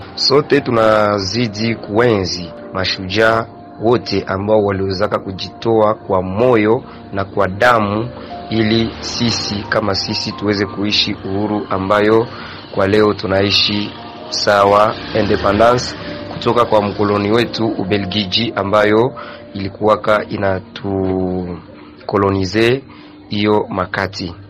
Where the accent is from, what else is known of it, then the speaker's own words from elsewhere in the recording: Kamanyola, South Kivu, DR Congo; Toka diara Congo, Kamanyola, tarafani Walungu